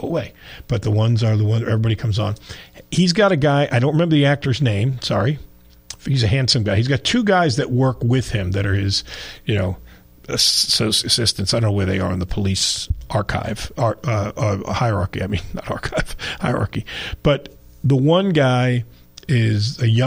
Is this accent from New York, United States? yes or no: yes; New York, United States; moved away; when I grew up in New York